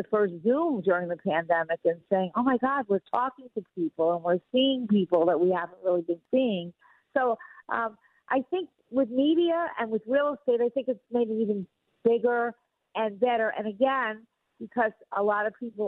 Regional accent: Long Island, New York, United States; I grew up on Long Island

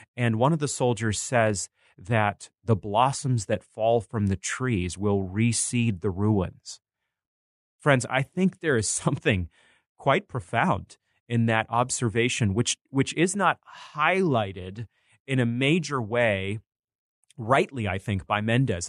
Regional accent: Bangor, Maine, United States; growing up in Maine

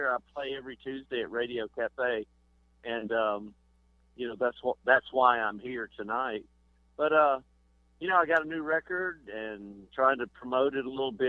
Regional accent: Alabama, United States; I'm from Alabama, so I talk funny.

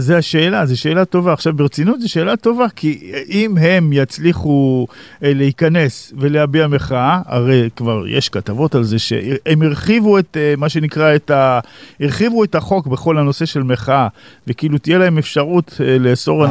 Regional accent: Israel; אנחנו כישראלים

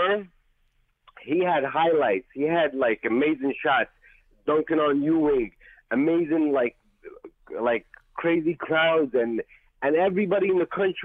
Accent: Yemen; now in New York City, United States; I'm from Yemen. I live in New York City.

